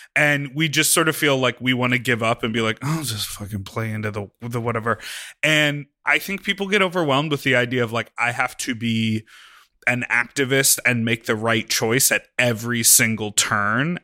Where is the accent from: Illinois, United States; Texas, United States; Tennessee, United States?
Illinois, United States; Chicago; I grew up in Chicago